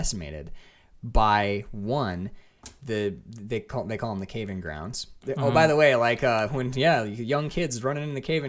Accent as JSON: {"language": "English", "town": "Lake Linden", "region": "Michigan", "country": "United States", "tie": "born or raised there", "also_born_or_lived": "Ann Arbor, Michigan", "moved": "as an adult", "said": "I was born in Ann Arbor, but then I moved immediately up to like the Houghton Hancock area. I grew up in Lake Linden."}